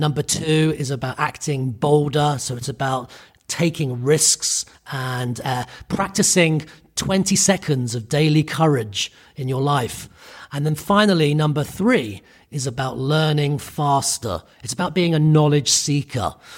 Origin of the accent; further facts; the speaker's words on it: United Kingdom; I'm Irish Italian. I grew up in the U K. So I'm a, I'm British.